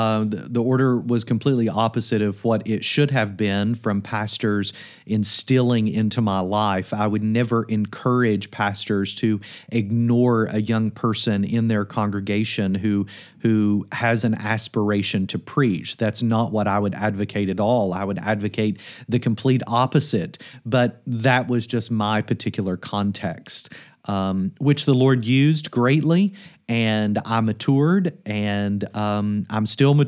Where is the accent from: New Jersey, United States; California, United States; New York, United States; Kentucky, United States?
Kentucky, United States; In the context that I grew up in Kentucky, it's thought in many churches that training, mentorship, even seminary is something that perhaps you should not